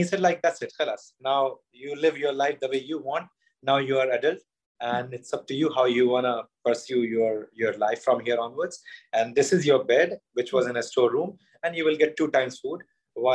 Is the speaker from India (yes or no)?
yes; Madhya Pradesh, India; also born or lived in Sironj; I'm from Madhya Pradesh, you know, center of India